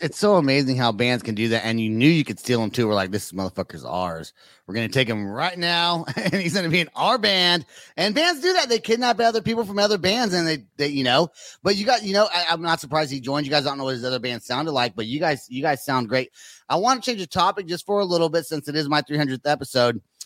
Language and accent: English; California, United States; now in Oklahoma City, United States; I live in Oklahoma, but I'm from California